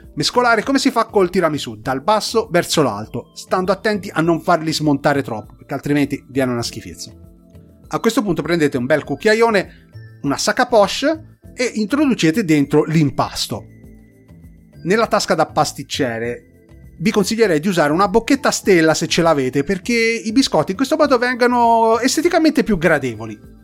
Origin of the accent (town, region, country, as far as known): Tuscany, Italy; born or raised there